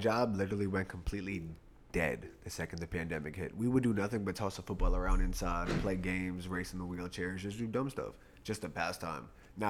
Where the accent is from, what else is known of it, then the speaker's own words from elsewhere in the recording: New York, United States; We from New York